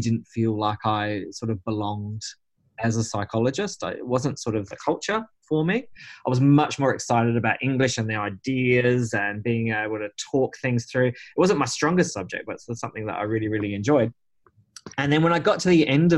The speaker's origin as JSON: {"language": "English", "town": "Whyalla", "region": "South Australia", "country": "Australia", "tie": "born or raised there", "said": "I grew up in Whyalla, which is a town in South Australia"}